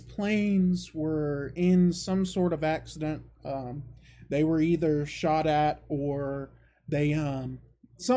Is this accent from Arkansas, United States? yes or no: no; Savannah, Georgia, United States; my hometown of Savannah, Georgia